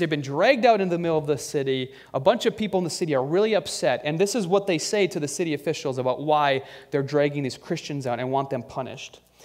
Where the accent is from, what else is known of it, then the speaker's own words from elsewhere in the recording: United States; our love of being an American